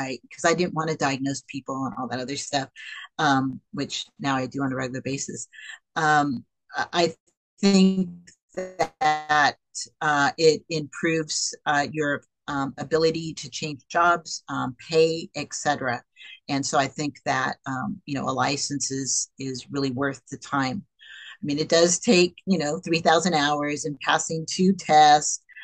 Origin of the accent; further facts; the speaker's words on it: Bay Area, California, United States; I grew up in the Bay Area